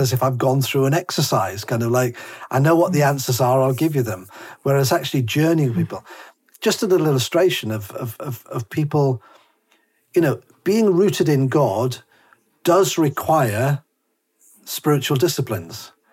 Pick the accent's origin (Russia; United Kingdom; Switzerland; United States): United Kingdom; Whitley Bay, North East England; moved away; also born or lived in Harrogate; I, I, lived in in Monkseaton, Whitley Bay, Tyneside, which is posh Tyneside. I've even got a mug which says "I'm posh Geordie,"